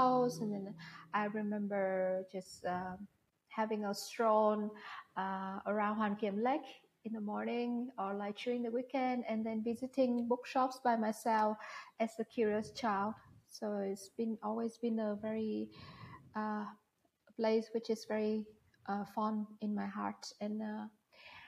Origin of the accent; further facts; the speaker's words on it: Hanoi, Vietnam; also born or lived in Singapore; Yes, I live in Hanoi and I'm from Hanoi. I was born in Hanoi and I have lived my whole life in Hanoi until the age of 18.